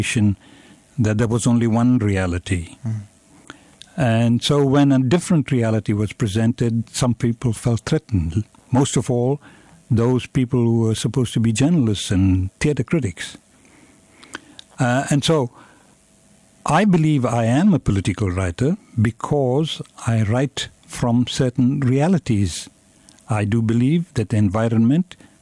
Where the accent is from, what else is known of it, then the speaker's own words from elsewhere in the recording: Durban, KwaZulu-Natal, South Africa; now in Cape Town, South Africa; I was born in South Africa.